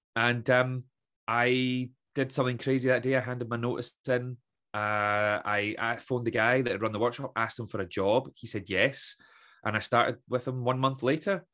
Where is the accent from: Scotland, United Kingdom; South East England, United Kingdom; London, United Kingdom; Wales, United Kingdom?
Scotland, United Kingdom; Troon; also born or lived in Aberdeen; I grew up in Troon, as I mentioned, uh, left Troon at eighteen, headed to Aberdeen